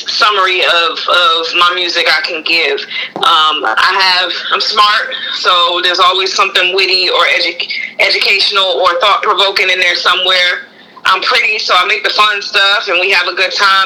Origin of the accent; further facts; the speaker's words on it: New Jersey, United States; now in Raleigh, United States; I'm from Jersey originally